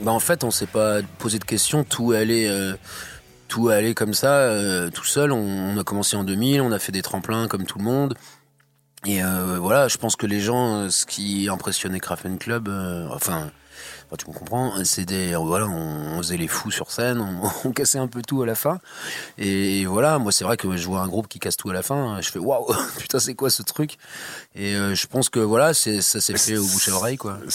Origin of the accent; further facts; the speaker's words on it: Plouha, Brittany, France; Ah bah moi je suis né, je suis né là. Je suis né à Ploua.